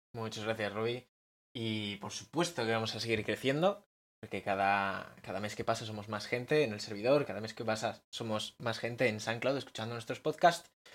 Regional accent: Bilbao, Basque Country, Spain; soy de Bilbao

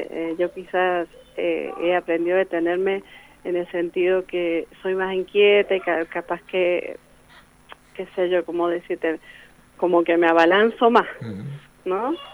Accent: Guaymallén, Mendoza, Argentina; born there; also born or lived in Godoy Cruz; now in Luján de Cuyo, Argentina; nací en Guaymallén y, este, y bueno, después viví en Godoy Cruz, eh, me casé, me fui a vivir a Godoy Cruz y de Godoy Cruz, bueno, ya me radiqué acá en Luján

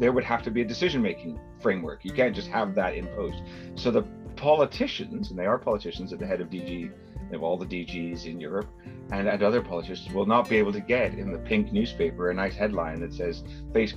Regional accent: Canada; accent: Canadian; my Canadian accent

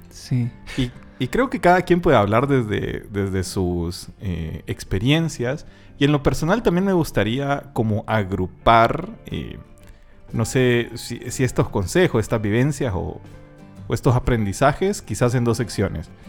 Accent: El Salvador; accent: Salvadoran; now in Chile; Como salvadoreño.

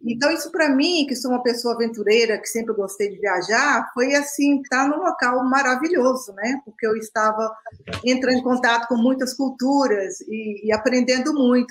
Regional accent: Minas Gerais, Brazil; moved away as an adult; also born or lived in Canada; Sou mineira uai

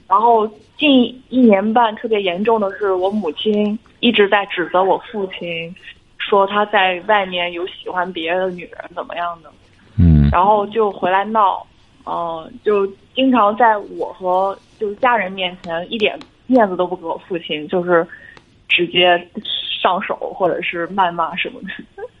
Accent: Jinan, Shandong, China; 就济南的。

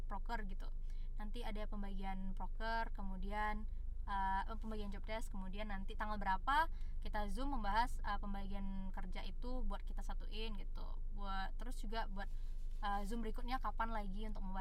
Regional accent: Sumatra, Indonesia; karena ibaratnya kayak kita nih anak Sumatera ada gap antara anak Sumatera dengan anak ibu kota

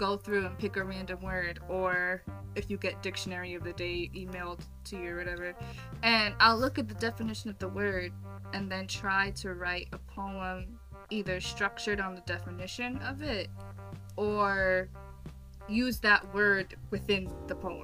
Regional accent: New York City, New York, United States; moved away; I'm from New York, born and raised. I moved, but I'm from New York City

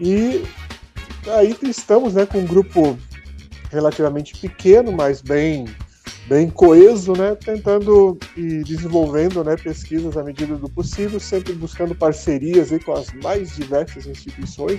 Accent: Mafra, Santa Catarina, Brazil; also born or lived in Rio Negro, Paraná / Curitiba; Eu sou é, natural de Rio Negro, a cidade vizinha aqui de Mafra, mas a minha infância toda morei aqui em Mafra

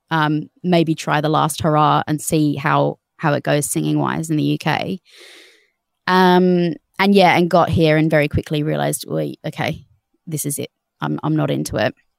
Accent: Australia; moved away as an adult; now in United Kingdom; I'm Australian

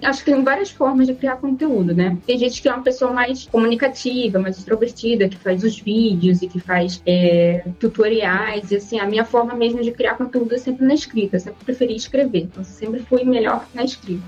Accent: Rio de Janeiro, Brazil; eu sou do Rio de Janeiro

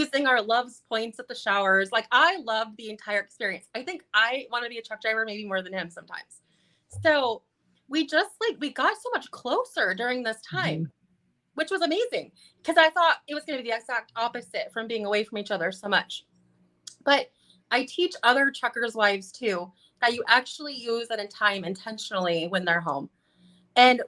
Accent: California, United States; moved away; also born or lived in Wisconsin / Coeur d'Alene, Idaho; I'm from California

